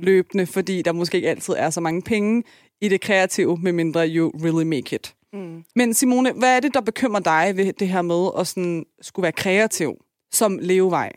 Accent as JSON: {"language": "Danish", "country": "Denmark", "said": "jeg kommer fra Tostrup med en enlig mor"}